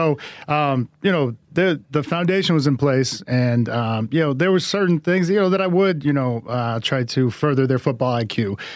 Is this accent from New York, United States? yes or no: no; Boston, Massachusetts, United States; I am of Samoan heritage, but I grew up in Boston